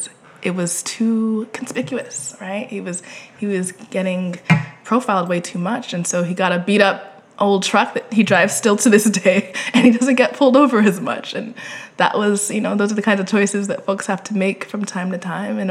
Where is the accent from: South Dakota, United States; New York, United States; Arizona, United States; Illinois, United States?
Arizona, United States; Phoenix; I grew up in Phoenix, Arizona